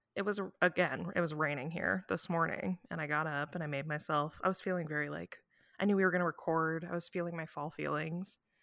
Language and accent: English; Midwest, United States; we're both from the Midwest